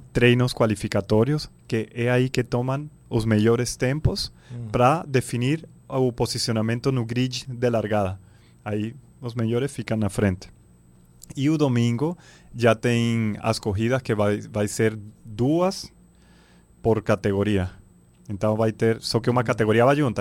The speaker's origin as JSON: {"language": "Portuguese", "country": "Venezuela", "moved": "yes", "lives_now": "Belém, Brazil", "said": "Eu sou da Venezuela, tenho filho paraense, belenense"}